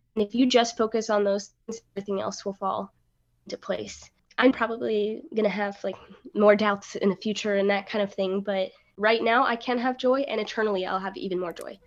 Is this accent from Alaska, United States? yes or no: yes; Alaska, United States; moved away as an adult; also born or lived in Rexburg, Idaho / Ohio; now in Maryland, United States; I was born and raised in Alaska